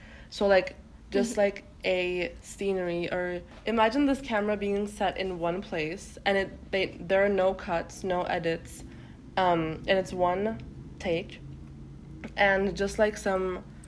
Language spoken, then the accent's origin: English; Turkey; first language Turkish; English is a second language; now in United States; And Turkish is my mother tongue.